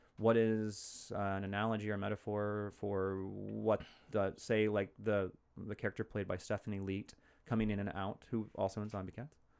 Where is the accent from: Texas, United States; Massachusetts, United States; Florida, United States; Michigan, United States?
Texas, United States; Fort Worth; moved away as an adult; also born or lived in Los Angeles; now in Portland, United States; I grew up in, uh, Texas. I was born in Fort Worth